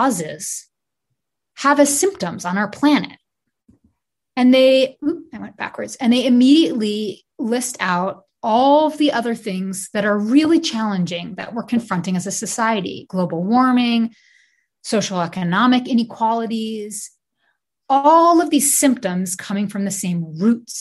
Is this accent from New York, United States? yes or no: yes; New York City, New York, United States; I grew up in Brooklyn